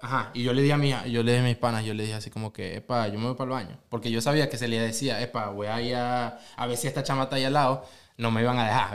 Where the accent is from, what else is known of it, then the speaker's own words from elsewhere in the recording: Venezuela; now in Oklahoma City, United States; de Venezuela